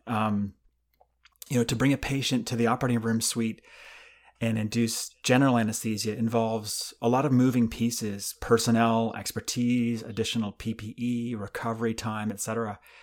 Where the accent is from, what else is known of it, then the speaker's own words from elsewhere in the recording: Canada; moved away as an adult; now in United States; when I grew up in Canada